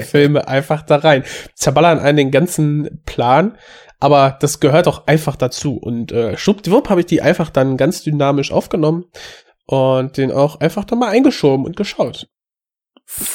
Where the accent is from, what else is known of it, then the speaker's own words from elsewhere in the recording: Germany; als Deutscher